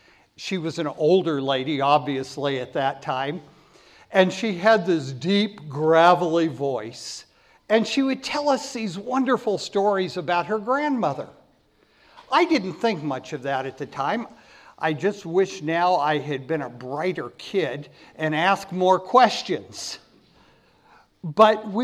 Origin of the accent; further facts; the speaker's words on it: Napa Valley, California, United States; I had the privilege of growing up in the Napa Valley